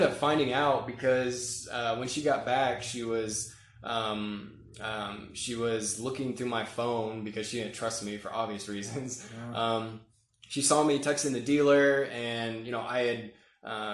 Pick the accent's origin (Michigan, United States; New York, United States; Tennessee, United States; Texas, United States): Tennessee, United States; Murfreesboro; also born or lived in Washington, D.C. / Northern Virginia; And then at 10, we moved to Murfreesboro, Tennessee, which is kind of like a suburb of Nashville. Went to, 5th through college there.